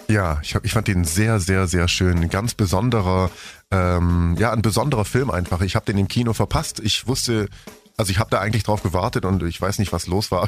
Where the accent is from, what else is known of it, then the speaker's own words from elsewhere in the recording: Germany; Sie lebt nicht hier bei uns in Deutschland